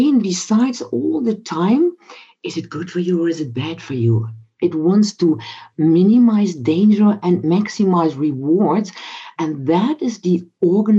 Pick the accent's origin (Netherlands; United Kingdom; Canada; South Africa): Netherlands; as we are both from the Netherlands